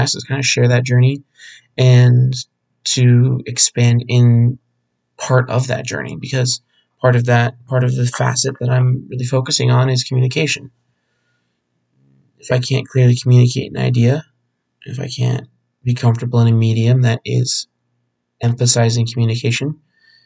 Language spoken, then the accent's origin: English; Phoenix, Arizona, United States; Born and raised in Arizona, specifically the Phoenix area